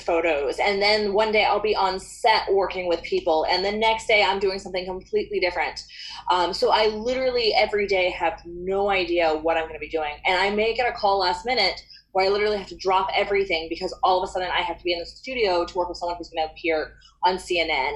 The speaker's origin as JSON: {"language": "English", "town": "Gainesville", "region": "Florida", "country": "United States", "tie": "born or raised there", "said": "I grew up in Gainesville, Florida, which is a college town, University of Florida. That's sort of what we're known for here"}